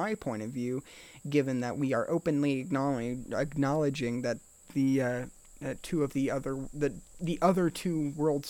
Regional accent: United States; we as American people

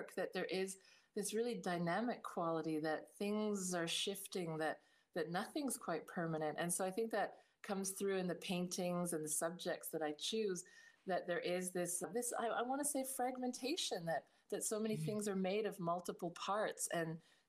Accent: Canada; also born or lived in Northern Ireland; Well, I was born in Northern Ireland in the late 60s. And then suddenly my family around the age of 8 decided to emigrate to Canada. So we went off to Canada

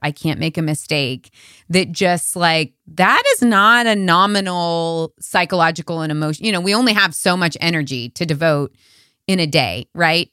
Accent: United States; I was born and raised in America

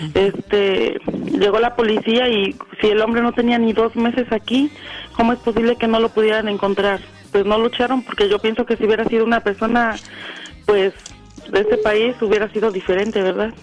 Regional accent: Atlixco, Puebla, Mexico; moved away as an adult; now in North Hollywood, United States; Yo soy originaria de Atlixco, Puebla

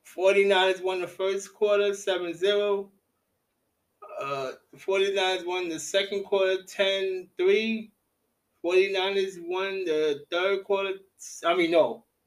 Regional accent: New York City, New York, United States; tonight in Brooklyn, my hometown

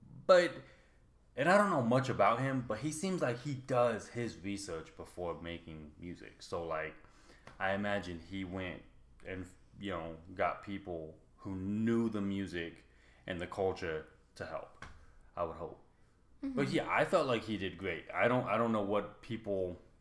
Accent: United States; me as an American

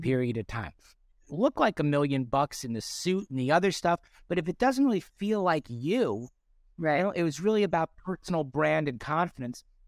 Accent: North Shore of Long Island, New York, United States; I grew up on the North Shore of Long Island.

